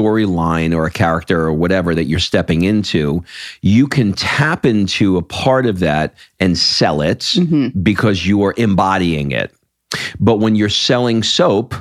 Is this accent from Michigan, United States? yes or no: no; New York, United States; I grew up in New York